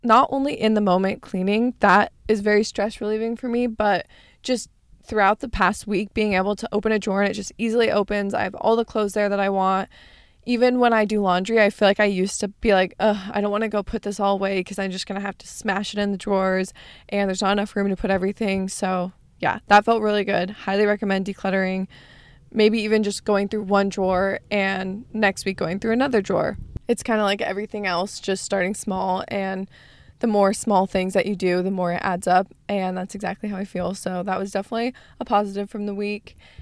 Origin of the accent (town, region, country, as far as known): Arizona, United States; born or raised there; moved away as an adult; now in California, United States